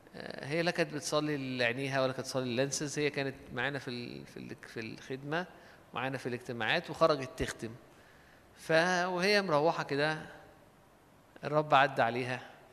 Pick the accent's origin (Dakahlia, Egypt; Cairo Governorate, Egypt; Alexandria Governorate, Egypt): Alexandria Governorate, Egypt; Alexandria; احنا عندنا في اسكندرية